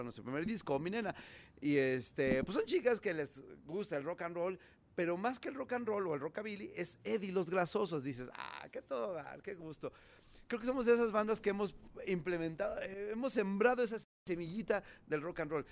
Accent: Mexico

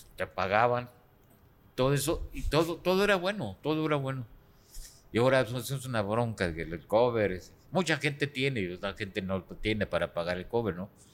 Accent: Guadalajara, Jalisco, Mexico; donde yo nací, de, Jalisco, de Guadalajara, Jalisco.

